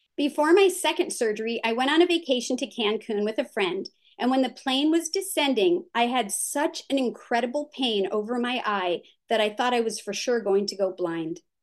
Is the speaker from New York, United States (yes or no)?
no; California, United States; the area where I grew up in California was developed on what used to be known as the Santa Susana Field Laboratory